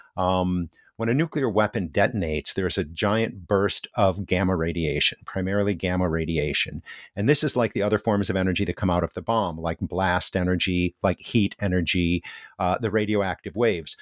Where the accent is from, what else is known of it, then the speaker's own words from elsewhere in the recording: United States; moved away as an adult; now in Hiroshima, Japan; as an American